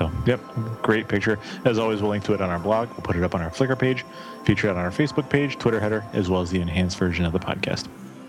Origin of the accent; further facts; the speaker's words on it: Midwest, United States; We're from the Midwest.